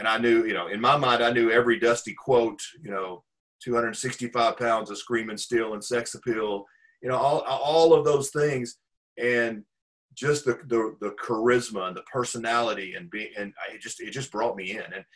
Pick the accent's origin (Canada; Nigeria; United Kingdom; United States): United States; Pine Bluff, Arkansas; now in Dallas, United States; I grew up in Pine Bluff, Arkansas